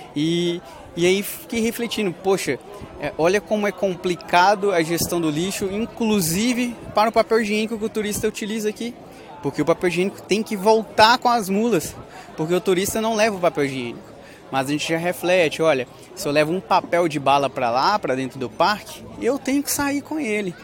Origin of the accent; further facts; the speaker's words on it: Coronel Fabriciano, Minas Gerais, Brazil; moved away as an adult; cidade de Coronel Fabriciano, cidade onde eu nasci, a cidade onde eu fui criado, vivi até os dezenove anos